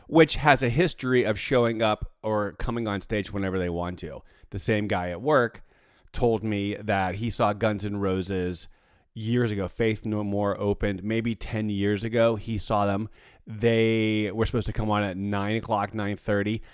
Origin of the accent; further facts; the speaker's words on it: Pittsburgh, Pennsylvania, United States; moved away; growing up in Pittsburgh, the weather was like this quite often.